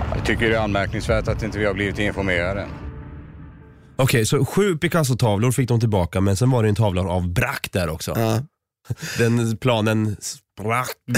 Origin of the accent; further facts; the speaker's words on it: Norrköping, Östergötland, Sweden; Jag är ju själv från Norrköping